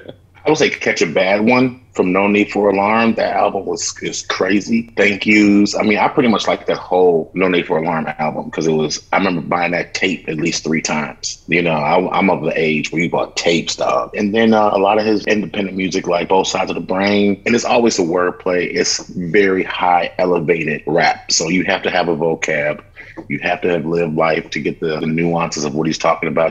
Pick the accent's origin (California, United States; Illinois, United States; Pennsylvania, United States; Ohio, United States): Illinois, United States; Chicago; I'm from Chicago